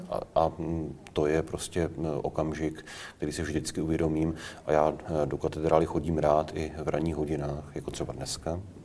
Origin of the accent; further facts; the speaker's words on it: Prague, Czechia; Já jsem Pražák.